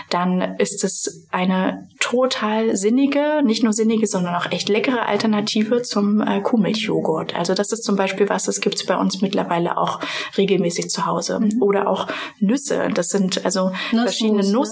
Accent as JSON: {"language": "German", "region": "Thuringia", "country": "Germany", "tie": "born or raised there", "also_born_or_lived": "Potsdam", "moved": "yes", "said": "ich komme gebürtig aus Thüringen, ich bin quasi mit der Bratwurst"}